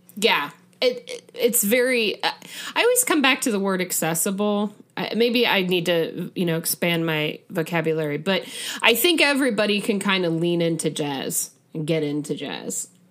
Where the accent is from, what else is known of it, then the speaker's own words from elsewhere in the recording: Midwest, United States; as a Midwesterner